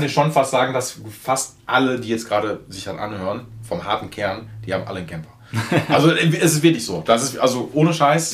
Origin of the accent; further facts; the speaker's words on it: Essen, North Rhine-Westphalia, Germany; ich wohne direkt an Zoll, also will ich direkt an Zollverein und ich bin auf Zollverein jetzt groß geworden.